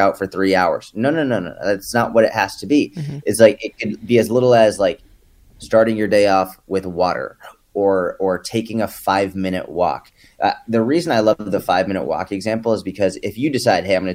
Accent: New England, United States; now in Dallas, United States; I was born and raised in New England

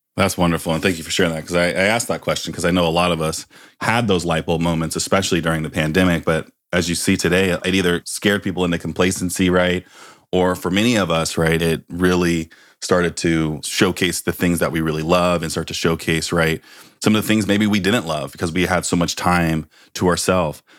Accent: Bay Area, California, United States; I grew up in the Bay Area

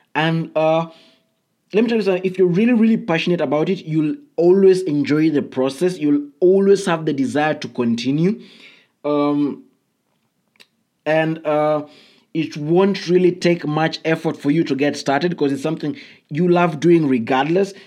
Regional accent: Kenya; I come from Kenya

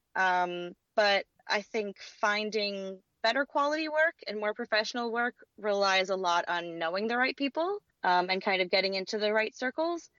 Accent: Louisiana, United States; now in Los Angeles, United States; I grew up in Louisiana

